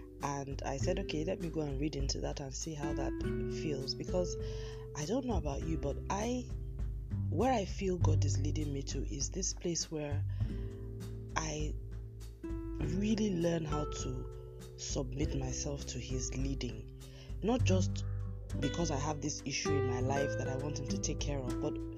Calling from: Lagos, Nigeria; I'm recording from Lagos in Nigeria, and we now have what we call the Harmattan season has come into Lagos.

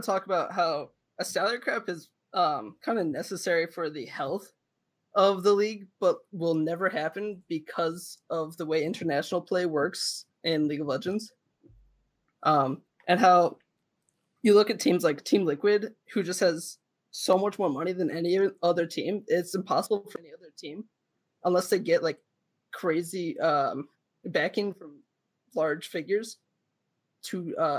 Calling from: Illinois, United States; I'm calling from Illinois.

